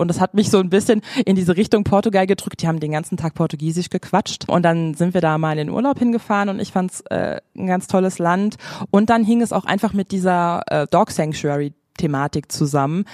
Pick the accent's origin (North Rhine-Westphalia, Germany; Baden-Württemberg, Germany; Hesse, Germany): Hesse, Germany; Frankfurt; Ich komme aus Frankfurt, also ganz in der Nähe von Offenbach